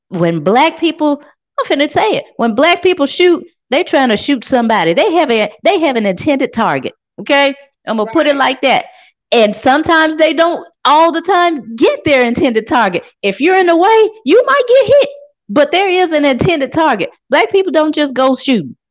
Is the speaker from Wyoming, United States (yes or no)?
no; Memphis, Tennessee, United States; I'm from South Memphis.